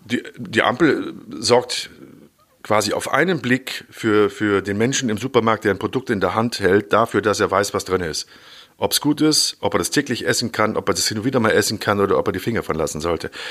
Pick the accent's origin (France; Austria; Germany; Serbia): Germany; bei uns in Deutschland